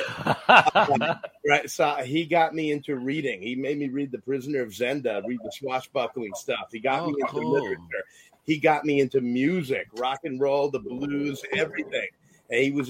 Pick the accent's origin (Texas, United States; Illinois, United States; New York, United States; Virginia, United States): New York, United States; Yonkers; I am from New York. I grew up in Yonkers, New York